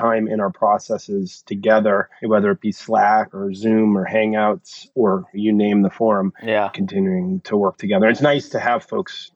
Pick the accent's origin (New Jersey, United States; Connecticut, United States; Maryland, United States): Connecticut, United States; moved away as an adult; also born or lived in New York City; I'm originally from Connecticut, grew up here, and moved back in with my parents at 40